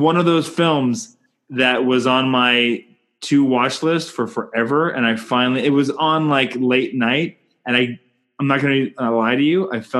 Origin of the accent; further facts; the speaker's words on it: Canada; I'm Canadian filmmaker